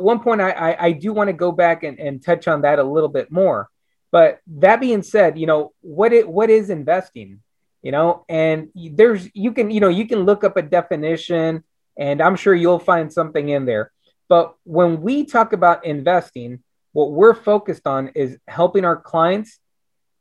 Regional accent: Brownsville, Texas, United States; now in Austin, United States; I'm originally from Brownsville, Texas. You know, it's the southernmost tip of Texas. I moved up here to Austin in 1996

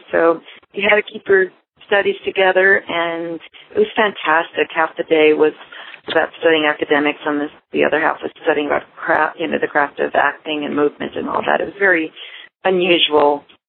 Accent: New York City, New York, United States; My sister and I grew up in New York City, in the Bronx, and in Manhattan.

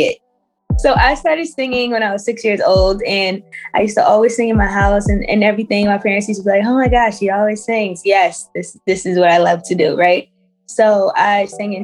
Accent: Pennsylvania, United States; I grew up in Pennsylvania, but my culture, my background is Trinidadian.

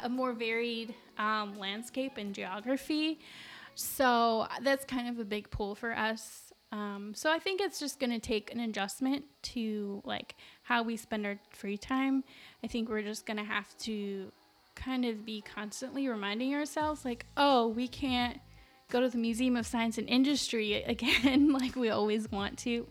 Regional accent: Las Cruces, New Mexico, United States; now in Chicago, United States; my hometown of Las Cruces, New Mexico

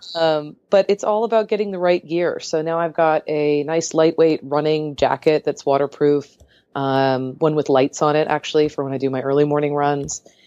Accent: San Diego, California, United States; moved away as an adult; now in Portland, United States; I grew up in San Diego

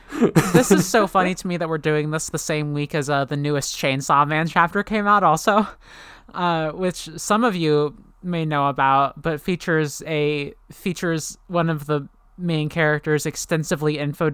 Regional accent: Canada; He was an American hero. I'm sorry, I'm Canadian.

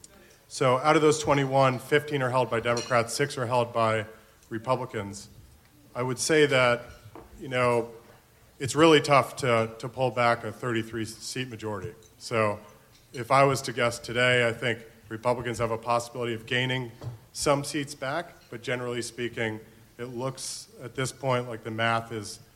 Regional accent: Florida, United States; my home state of Florida

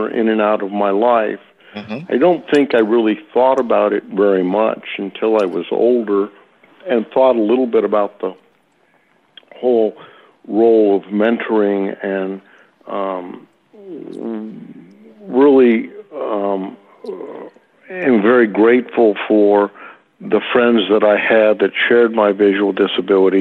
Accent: Los Altos, California, United States; born or raised there; also born or lived in San Francisco, California / South San Francisco, California

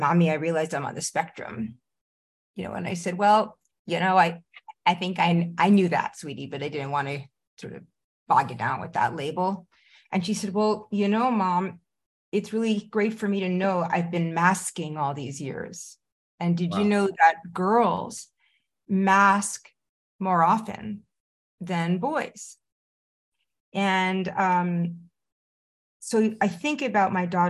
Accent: Rye, New York, United States; also born or lived in Long Island; I grew up in Rye, Mamaroneck

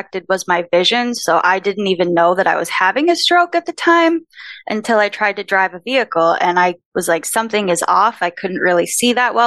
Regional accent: Minnesota, United States; moved away; also born or lived in San Diego; I'm from Minnesota

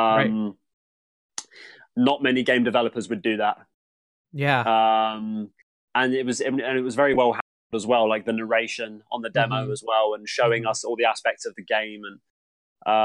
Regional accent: United Kingdom; I'm British

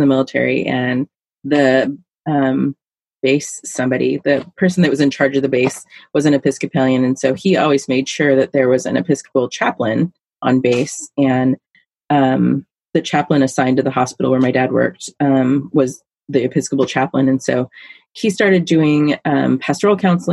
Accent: Alaska, United States; now in Silverton, United States; I grew up in Alaska where it's cold

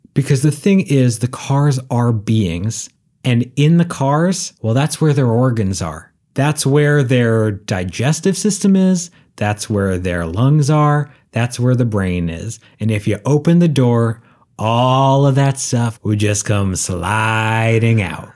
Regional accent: Northeast, United States; I grew up in the Northeast

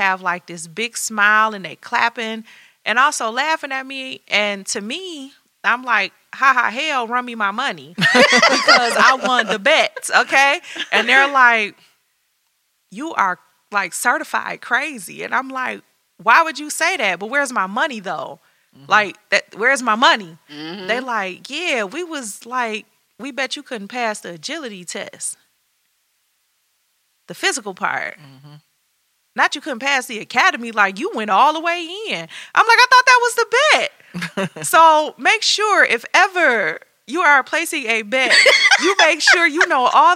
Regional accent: Detroit, Michigan, United States; born and raised in Detroit

